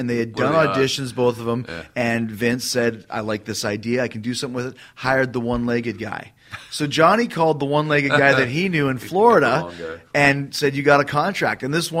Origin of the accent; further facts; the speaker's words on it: Canada; moved away; where I grew up in Canada.